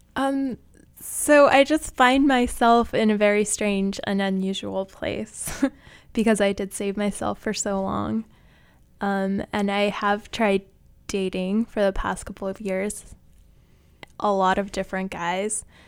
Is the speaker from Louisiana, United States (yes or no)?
no; Utah, United States; moved away as an adult; now in New York City, United States; I grew up in Utah and I went to college in the same town that I grew up